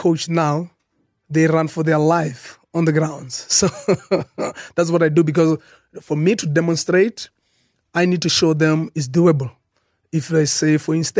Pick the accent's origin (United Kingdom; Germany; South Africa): South Africa; as a South African